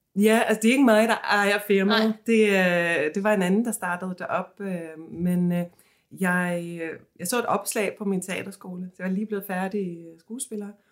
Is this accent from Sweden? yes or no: yes; Sweden; now in Copenhagen, Denmark; jeg kommer fra Sverige